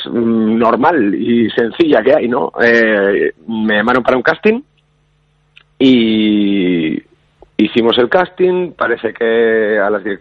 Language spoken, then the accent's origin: Spanish; Basque Country, Spain; Yo creo que tanto vascos como andaluces eh, nos gusta mucho disfrutar de la vida